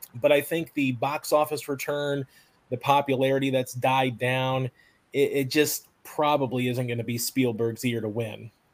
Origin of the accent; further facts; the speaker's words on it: Tennessee, United States; my home state here of Tennessee. Now I obviously live in Tennessee